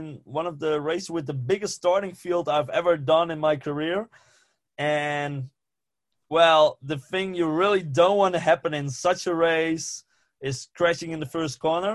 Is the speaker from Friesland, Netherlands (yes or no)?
yes; Friesland, Netherlands; first language West Frisian; English is a second language; I grew up in Friesland, where they speak a completely different language.